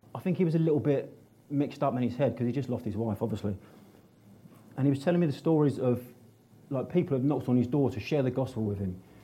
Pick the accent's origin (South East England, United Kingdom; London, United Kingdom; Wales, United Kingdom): London, United Kingdom; Northolt; I was brought up in and around Northolt.